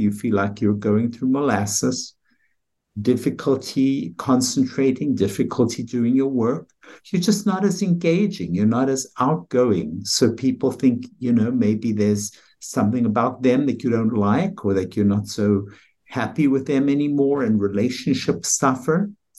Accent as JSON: {"language": "English", "country": "South Africa", "moved": "as an adult", "lives_now": "United States", "said": "Well, I came here from South Africa, as you can tell by my accent. It's not an American accent, although it's quiet that way."}